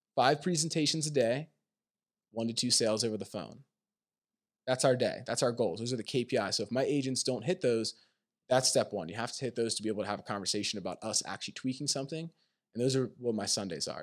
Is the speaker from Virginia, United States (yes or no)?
no; Pennsylvania, United States; moved away as an adult; also born or lived in Maine; I grew up in Pennsylvania